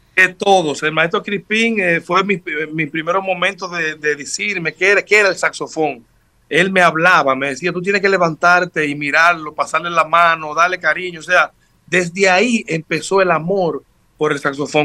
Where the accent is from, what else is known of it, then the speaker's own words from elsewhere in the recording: Sabaneta, Santiago Rodríguez, Dominican Republic; Mi madre me inculcó en mi pueblo, Santiago Rodríguez, soy natal de allá de Sabaneta